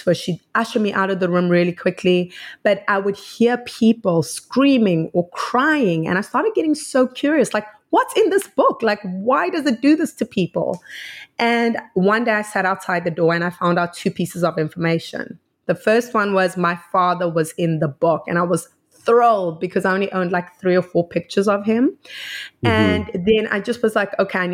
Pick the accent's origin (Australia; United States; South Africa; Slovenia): South Africa; I'm from South Africa